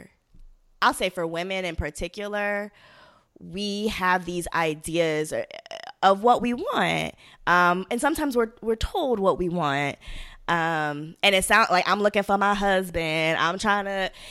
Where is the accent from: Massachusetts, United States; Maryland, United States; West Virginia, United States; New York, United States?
Maryland, United States; Baltimore; I'm from Baltimore.